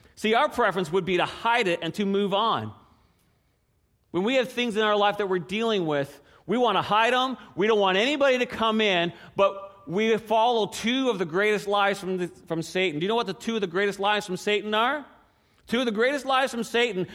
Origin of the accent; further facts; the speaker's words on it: Newfoundland and Labrador, Canada; moved away as an adult; I grew up in Newfoundland, and there's not a whole lot of pecan trees